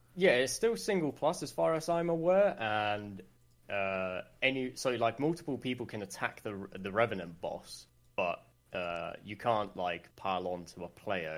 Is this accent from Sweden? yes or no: yes; Sweden; English is a second language; a lot of people think I'm English when I'm not. So, I, I'm Swedish